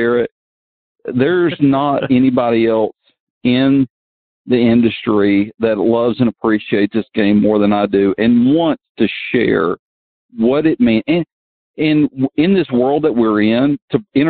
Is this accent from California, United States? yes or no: no; Georgia, United States; this is my home state. This is my hometown.